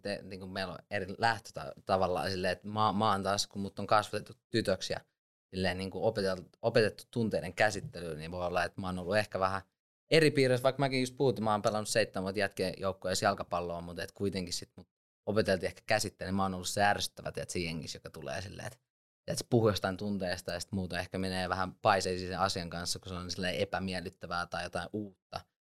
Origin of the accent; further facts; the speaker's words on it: Lahti, Päijänne Tavastia, Finland; also born or lived in Switzerland; mä oon syntynyt Sveitsissä, mutta sitten mut on kasvattanut sodan aikaiset isovanhemmat Lahdessa 90-luvun alussa